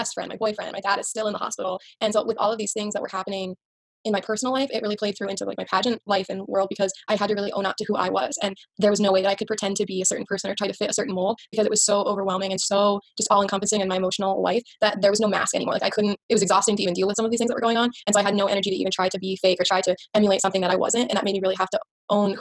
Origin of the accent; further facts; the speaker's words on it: South Dakota, United States; my hometown